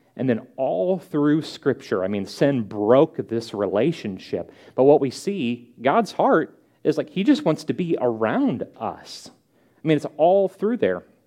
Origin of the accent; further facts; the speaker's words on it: St. Louis, Missouri, United States; moved away; I'm from St. Louis.